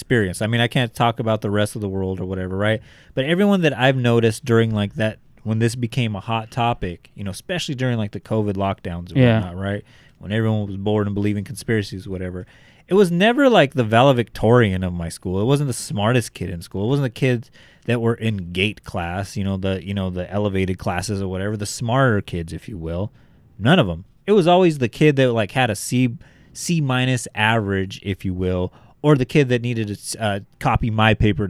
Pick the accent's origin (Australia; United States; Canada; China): Australia; that's an actress like in America. I'm Australian.